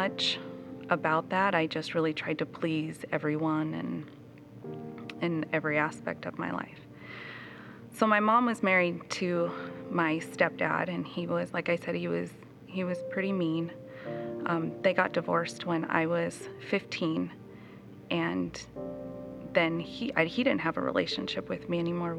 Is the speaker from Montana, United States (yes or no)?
yes; Chinook, Montana, United States; I was raised in Chinook, Montana. My parents, we moved there when I was about 5 years old.